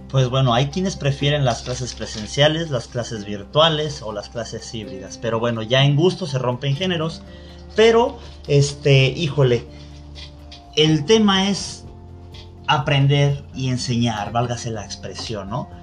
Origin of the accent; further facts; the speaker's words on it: Mexico; los que somos mexicanos y estamos en territorio nacional